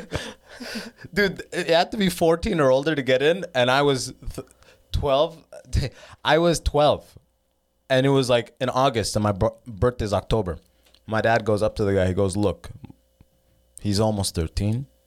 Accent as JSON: {"language": "English", "town": "London", "region": "Ontario", "country": "Canada", "tie": "born or raised there", "also_born_or_lived": "Sudan / United States", "lives_now": "Toronto, Canada", "said": "I came to Canada when I was six, started first grade here"}